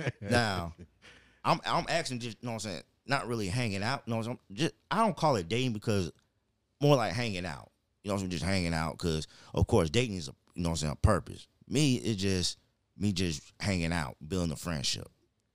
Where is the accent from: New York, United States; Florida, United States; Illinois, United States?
Florida, United States; Pine Hills; But not realize that I grew up in Pine Hills. I grew up, you know, and just observing.